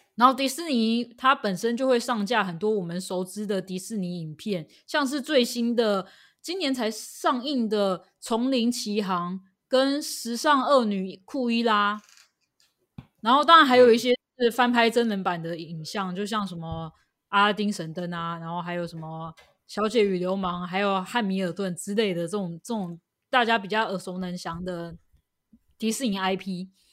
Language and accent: Chinese; Taiwan; 我们台湾人应该都很熟悉的一部经典作品，叫做《蓝色大门》